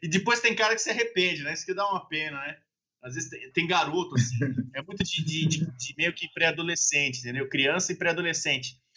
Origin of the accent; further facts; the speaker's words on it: São Paulo, Brazil; eu sou paulista